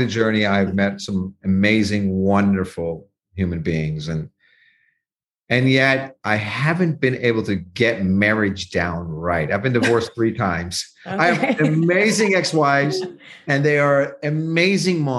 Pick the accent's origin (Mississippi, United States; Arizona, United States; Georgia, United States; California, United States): California, United States; Santa Cruz; right next to Santa Cruz, where I grew up